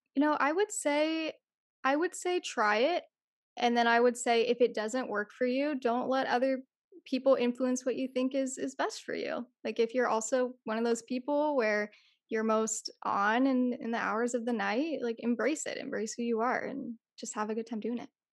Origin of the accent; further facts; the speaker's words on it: California, United States; I'm Californian